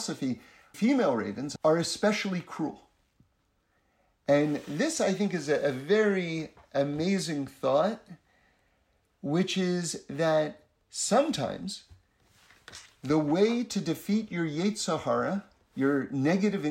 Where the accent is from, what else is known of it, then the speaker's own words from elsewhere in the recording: United States; for those of us growing up in America